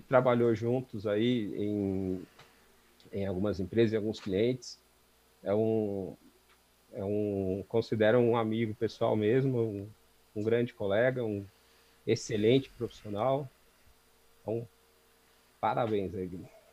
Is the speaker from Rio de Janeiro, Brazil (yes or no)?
no; São Paulo, Brazil; eu nasci aqui na, na Zona Leste, Vila Carrão. Nasci, inclusive, num, num hospital que ficava a duas quadras da casa onde eu, onde eu sempre morei